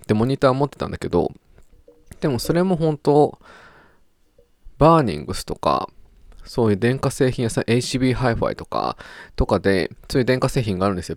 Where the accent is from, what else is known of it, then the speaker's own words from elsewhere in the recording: Kanagawa, Japan; テラスモール湘南、きっと私の地元付近